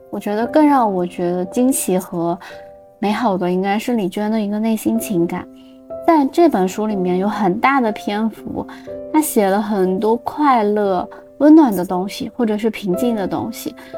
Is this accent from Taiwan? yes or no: no; Xinjiang, China; moved away as an adult; also born or lived in Beijing; now in Milan, Italy; 大概我有十五年是生活在新疆